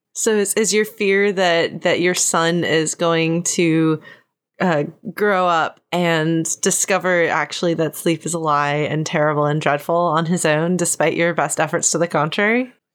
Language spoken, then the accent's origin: English; Texas, United States; I'm from Texas where there's a lot of swimming and swimming pools.